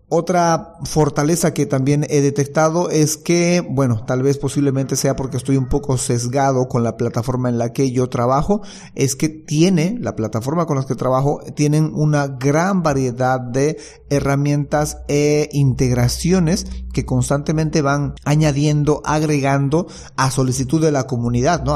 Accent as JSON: {"language": "Spanish", "country": "Bolivia", "said": "ser yo el único distribuidor en Bolivia, el distribuidor exclusivo y que nadie más pueda solicitar eh, vender este producto en mi país"}